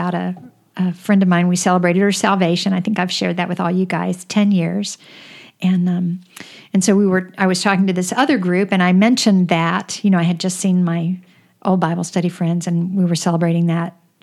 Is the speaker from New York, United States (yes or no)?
no; Florida, United States; I grew up in Florida